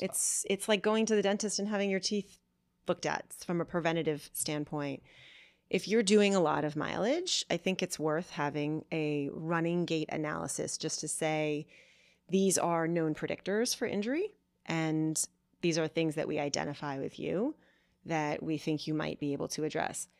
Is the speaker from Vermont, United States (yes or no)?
yes; Vermont, United States; I grew up in Vermont